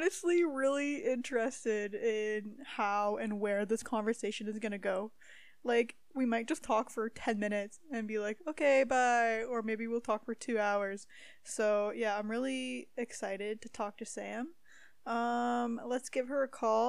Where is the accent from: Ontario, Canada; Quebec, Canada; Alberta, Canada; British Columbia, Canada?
Ontario, Canada; Timmins; moved away as an adult; also born or lived in Sudbury, Ontario; now in Calgary, Canada; I'm from Timmins.